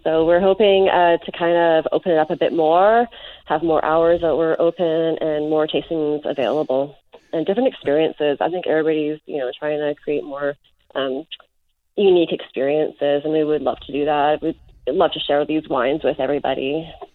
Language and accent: English; North Vancouver, British Columbia, Canada; I was born and raised in North Vancouver